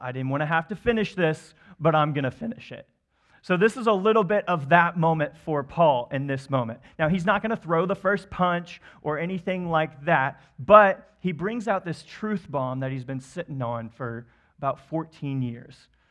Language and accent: English; Wichita, Kansas, United States; I grew up actually in Wichita, Kansas